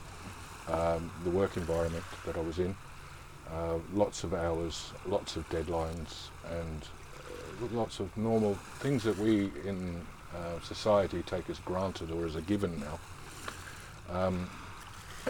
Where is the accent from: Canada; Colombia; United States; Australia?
Australia; Geelong, Victoria; moved away as an adult; also born or lived in Fremantle, Australia; I was born and raised in Geelong, Victoria, in the fair country of Australia. Grew up there